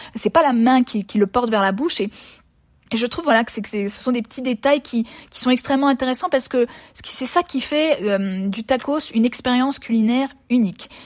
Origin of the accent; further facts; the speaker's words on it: France; moved away as an adult; now in Mexico; En tant que française lambda qui ne connaissait pas la cuisine mexicaine avant de venir ici